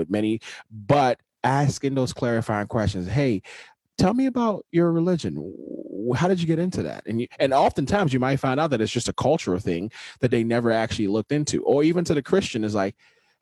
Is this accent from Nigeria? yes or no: yes; Nigeria; moved away; growing up in Nigeria and growing up in a Nigerian church for a long time